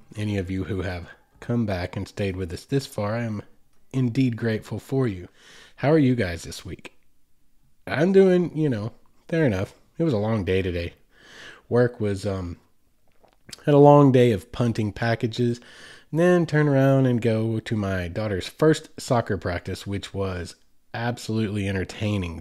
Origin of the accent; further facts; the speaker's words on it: United States; Growing up in America